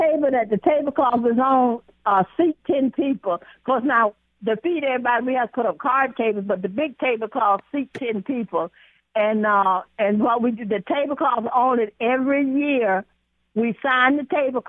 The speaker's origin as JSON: {"language": "English", "town": "Elba", "region": "Alabama", "country": "United States", "tie": "born or raised there", "moved": "yes", "said": "I was born in Elba, Alabama 79 years ago."}